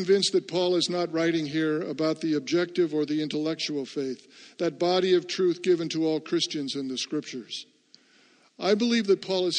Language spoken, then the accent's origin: English; United States; I am an American and happy to be one.